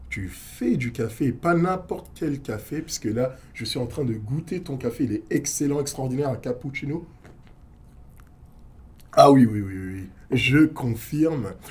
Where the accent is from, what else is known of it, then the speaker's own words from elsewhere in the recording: Paris, Île-de-France, France; now in Canada; Moi, je viens